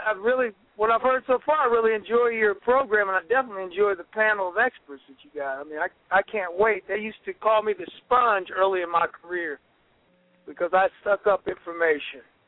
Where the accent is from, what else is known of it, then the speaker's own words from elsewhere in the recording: Columbus, Ohio, United States; I'm from Columbus, Ohio. And in Columbus, I was raised by my mother and grandmother